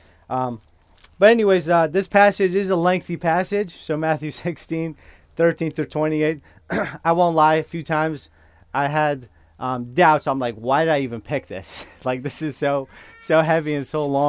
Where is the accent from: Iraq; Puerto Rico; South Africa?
Iraq; northern Iraq; first language Kurdish; English is a second language; moved away; English is my second language. So I am Kurdish, and I was born in northern Iraq. So I process and think in Kurdish, and I speak in English.